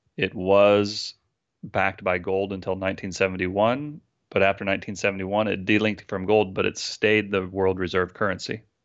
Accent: San Francisco, California, United States; I'm from San Francisco. Uh, I live here with my wife and my eleven-year-old son.

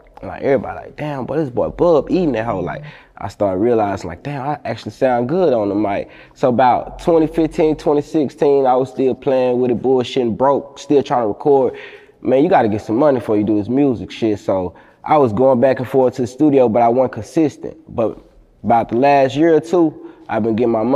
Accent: Palestine, Texas, United States; moved away as an adult; also born or lived in Houston, Texas / Oklahoma; growing up in Palestine, man, I ain't gonna lie, that shit made me. Population of 18K.

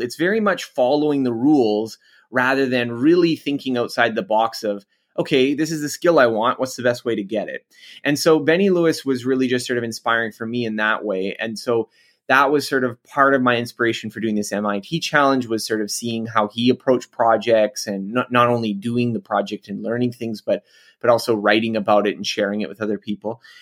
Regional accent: Canada; I'm Canadian, so I'm not American

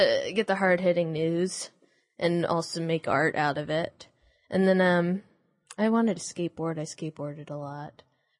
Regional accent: San Jose, California, United States; Yeah, I'm from San Jose, which is more like the South Bay.

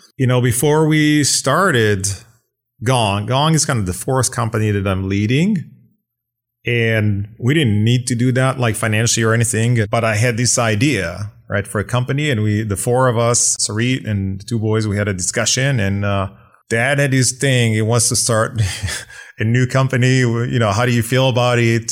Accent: Israel; moved away; I was born and raised in Israel

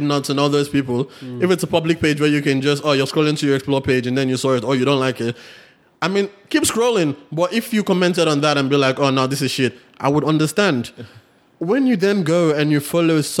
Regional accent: Nigeria; moved away; we're Nigerian

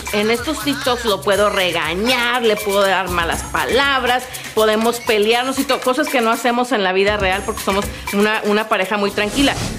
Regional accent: Monterrey, Nuevo León, Mexico; moved away; also born or lived in Los Angeles, United States; La mejor época que yo he vivido, mi infancia, mi niñez, mi adolescencia, allá en Monterrey

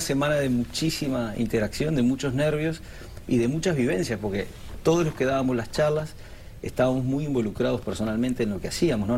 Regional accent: Uruguay; now in Spain; Yo nací en Uruguay, mi hijo nació en España

